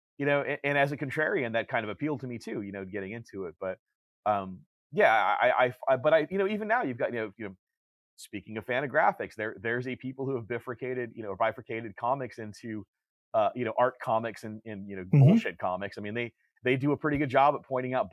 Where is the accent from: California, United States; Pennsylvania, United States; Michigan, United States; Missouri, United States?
California, United States; Orange County; I grew up in Orange County